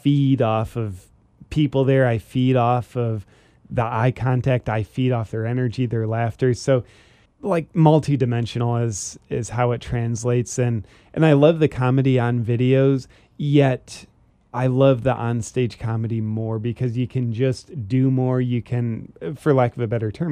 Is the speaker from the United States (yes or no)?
yes; Ohio, United States; moved away; also born or lived in Charleston, South Carolina; I'm originally from Ohio, and I lived in Charleston, South Carolina for a while.